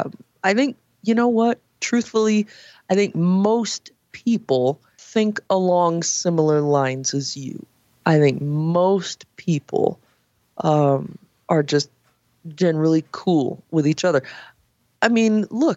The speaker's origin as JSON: {"language": "English", "region": "California", "country": "United States", "tie": "born or raised there", "said": "I grew up in California where there's, again, all walks of life."}